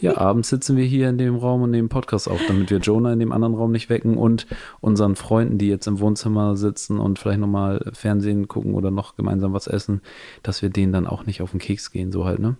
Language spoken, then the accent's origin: German; Hamburg, Germany; moved away as an adult; now in Los Angeles, United States; wir sind ja aus Hamburg, das ist Norddeutschland